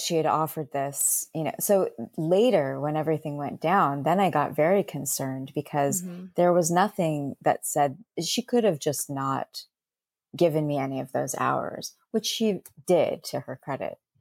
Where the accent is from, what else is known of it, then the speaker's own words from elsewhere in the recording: Bay Area, California, United States; I'm from the Bay Area